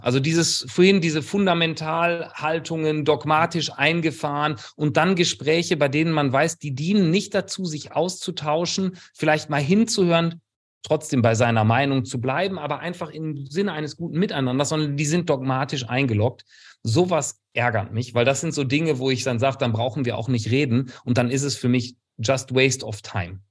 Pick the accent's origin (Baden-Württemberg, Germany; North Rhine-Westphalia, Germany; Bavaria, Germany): North Rhine-Westphalia, Germany; Kleve; moved away as an adult; also born or lived in Bielefeld / California; now in Freiburg, Germany; bin geborener Rheinländer, Niederrheiner